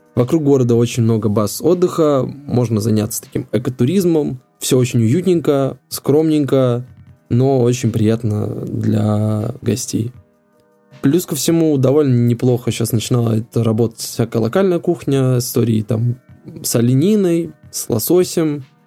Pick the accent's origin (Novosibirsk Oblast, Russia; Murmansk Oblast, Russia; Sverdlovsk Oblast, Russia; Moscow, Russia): Murmansk Oblast, Russia; Apatity; как коренное апатичение в третьем поколении